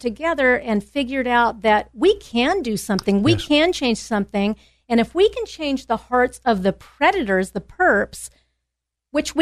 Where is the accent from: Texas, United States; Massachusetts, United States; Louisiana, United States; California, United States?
California, United States; San Diego; I'm from San Diego